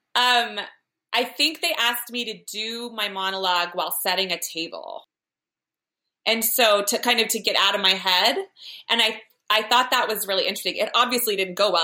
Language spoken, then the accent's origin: English; Parker, Colorado, United States; moved away as an adult; also born or lived in Chicago / New York City; I'm from Parker, Colorado. That's where I grew up